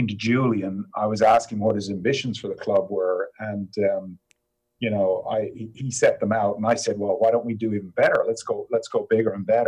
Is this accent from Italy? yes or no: no; Ireland; moved away as an adult; also born or lived in United States; now in England; I grew up in Ireland